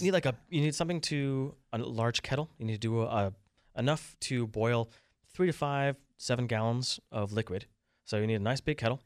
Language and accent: English; Vermont, United States; moved away; I'm from Vermont